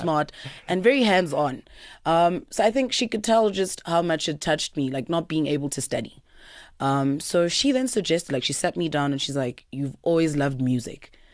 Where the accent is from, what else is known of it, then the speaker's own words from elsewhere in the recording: Pretoria, Gauteng, South Africa; also born or lived in Eersterust / Laudium; born and bred in Pretoria